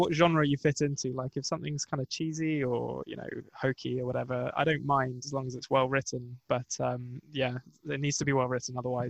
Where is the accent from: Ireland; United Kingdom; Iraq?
United Kingdom; England; I am English